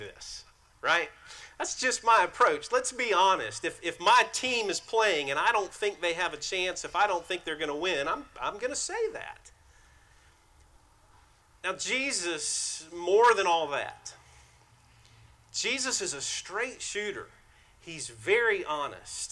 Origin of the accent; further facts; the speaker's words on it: White Oak, South Carolina, United States; I grew up in White Oak, South Carolina, a small community.